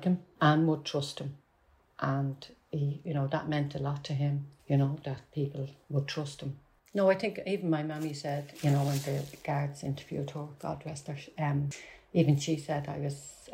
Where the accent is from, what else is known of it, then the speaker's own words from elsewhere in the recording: Dublin, Leinster, Ireland; accent: Dublin; my Dublin accent